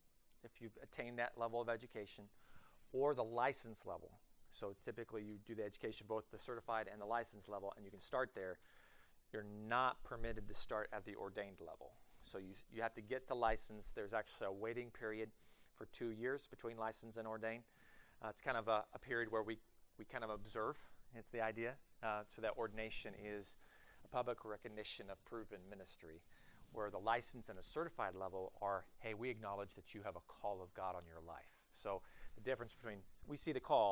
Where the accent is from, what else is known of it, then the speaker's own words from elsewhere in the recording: Oklahoma, United States; moved away as an adult; also born or lived in southern Ohio / southeast of Cleveland, Ohio; now in Columbus, United States; I am actually from the great state of Oklahoma